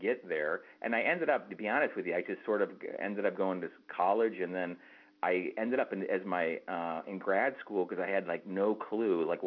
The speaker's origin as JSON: {"language": "English", "area": "outside of Detroit", "region": "Michigan", "country": "United States", "tie": "born or raised there", "said": "I grew up outside of Detroit in a suburban area here"}